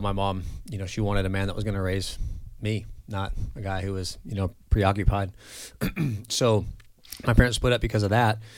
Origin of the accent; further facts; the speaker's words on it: Central Coast of California, United States; also born or lived in Los Angeles, California; now in Mandeville, Louisiana, United States; I grew up in California, kinda all over the Central Coast of California, and I was born in L